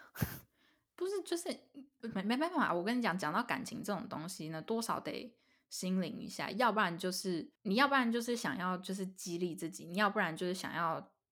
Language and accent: Chinese; Taiwan; 又觉得自己是台湾人，非常地，就很开心自己是台湾人